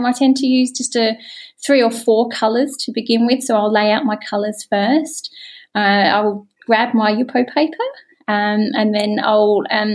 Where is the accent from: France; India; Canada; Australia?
Australia; Adelaide, South Australia; I'm an ink artist and I'm from Adelaide, South Australia